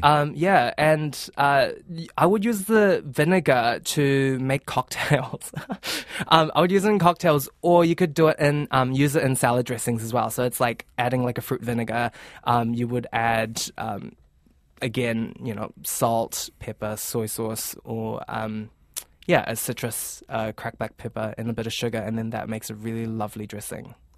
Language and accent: English; Auckland, New Zealand; also born or lived in Fiji / Vancouver, Canada / Melbourne, Australia; I was born in the Fiji Islands, so Pacific Islands. Then we moved here in Tamaki, um, in the year two thousand, so I grew up here